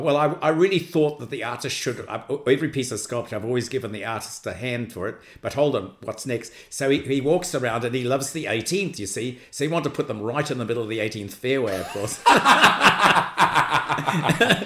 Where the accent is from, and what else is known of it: New Zealand